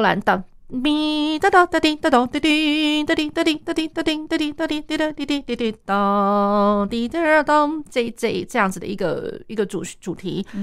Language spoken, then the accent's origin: Chinese; Taiwan; 我们台湾这边的话